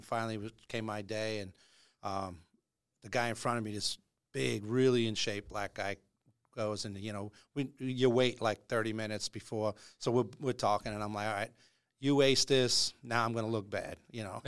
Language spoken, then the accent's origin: English; Long Island, New York, United States; I grew up on Long Island